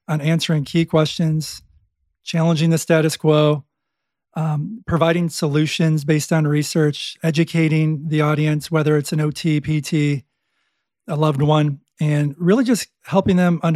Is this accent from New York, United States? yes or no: yes; Buffalo, New York, United States; I'm from Buffalo